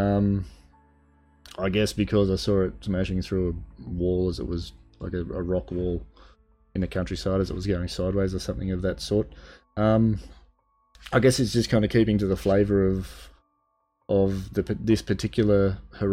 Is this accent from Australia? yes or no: yes; Australia; Being Australian myself